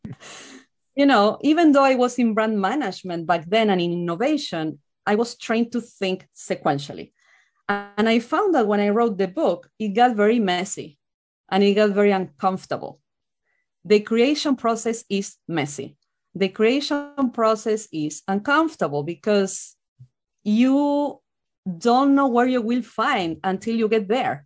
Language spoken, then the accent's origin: English; Argentina; moved away as an adult; now in United States; I'm from Argentina